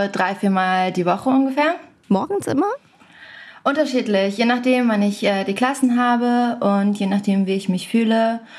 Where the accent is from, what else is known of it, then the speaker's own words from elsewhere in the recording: Berlin, Germany; Ich bin in Berlin. Ich komme ja auch aus Berlin in meiner Wohnung